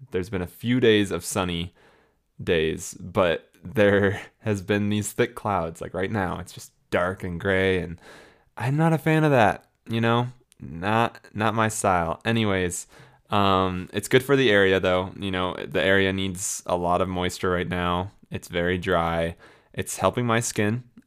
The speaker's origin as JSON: {"language": "English", "region": "Florida", "country": "United States", "tie": "born or raised there", "also_born_or_lived": "Illinois / Tampa area, Florida / St. Augustine, Florida", "moved": "as an adult", "lives_now": "Colorado, United States", "said": "I was born in Illinois, um, as some of you know, and then I grew up in Florida the majority of my life"}